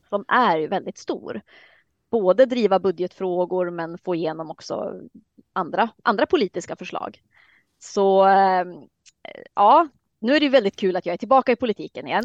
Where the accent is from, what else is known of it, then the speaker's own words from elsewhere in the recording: Luleå, Norrbotten County, Sweden; moved away as an adult; also born or lived in Södertälje; now in Härnösand, Sweden; Jag är uppväxt i Luleå